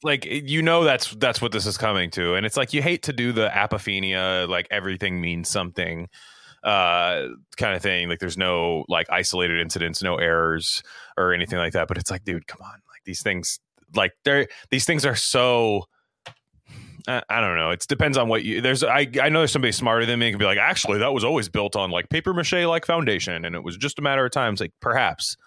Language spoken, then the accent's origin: English; Silicon Valley, California, United States; in my hometown, quite literally, Silicon Valley